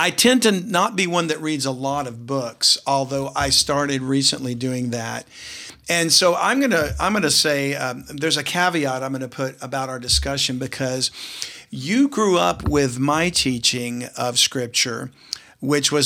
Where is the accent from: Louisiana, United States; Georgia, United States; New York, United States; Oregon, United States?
Louisiana, United States; South; growing up in South Louisiana, in a family that didn't attend a church